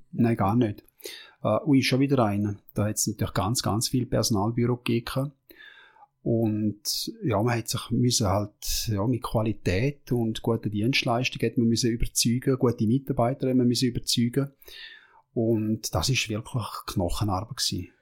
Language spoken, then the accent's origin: German; Switzerland; als Schweizer